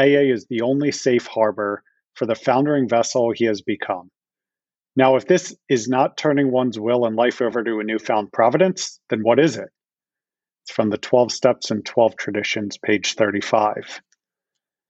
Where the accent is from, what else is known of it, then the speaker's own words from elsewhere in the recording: Philadelphia, Pennsylvania, United States; I am from Philadelphia, born and raised, never left the area